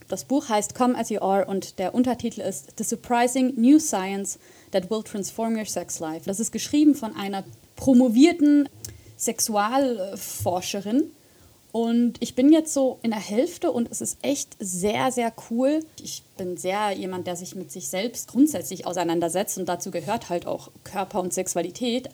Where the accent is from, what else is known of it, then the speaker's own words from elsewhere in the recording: Switzerland; moved away as an adult; also born or lived in Göttingen, Germany; now in Zurich, Switzerland; bin ich äh, von Deutschland wieder zurück in meine Heimat gezogen